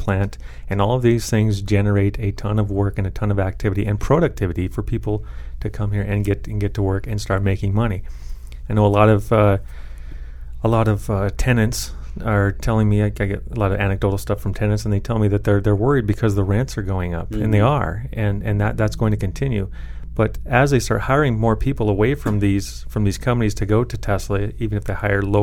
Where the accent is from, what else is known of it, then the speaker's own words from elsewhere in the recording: Elko, Nevada, United States; now in Reno, United States; I grew up in Elko, and in Elko it's a very bust and boom economy.